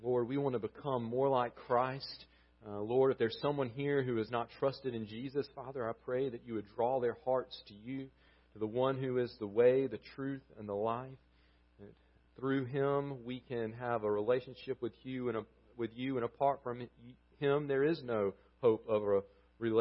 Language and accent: English; Southern United States, United States; accent: thick Southern; we're a group with thick Southern accents